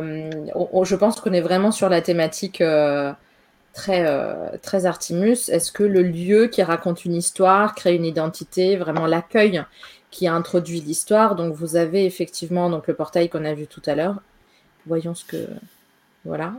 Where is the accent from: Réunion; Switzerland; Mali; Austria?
Austria; moved away; also born or lived in Paris, France; en Autriche où j'ai grandi